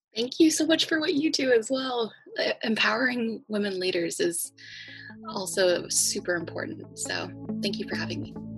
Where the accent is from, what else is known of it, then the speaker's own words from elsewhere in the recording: Los Angeles, California, United States; I I grew up in East Hollywood